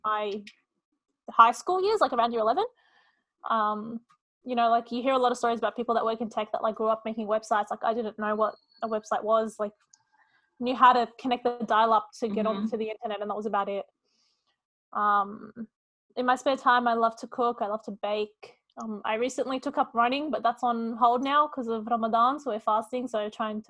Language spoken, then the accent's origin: English; Sydney, New South Wales, Australia; I was born and raised in Sydney, but both my parents were actually born in Beirut in Lebanon